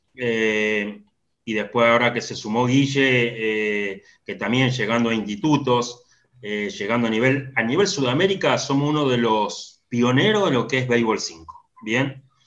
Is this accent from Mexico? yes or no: no; Salta, Argentina; moved away as an adult; now in La Plata, Argentina; Me crié en Salta desde, los siete años